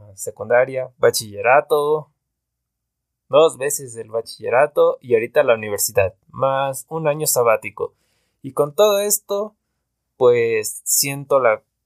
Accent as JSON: {"language": "Spanish", "region": "Veracruz", "country": "Mexico", "tie": "born or raised there", "moved": "yes", "lives_now": "Pachuca, Mexico", "said": "soy originario de Veracruz, pero llevo viviendo mucho tiempo acá en una ciudad que se llama Pachuca, en México."}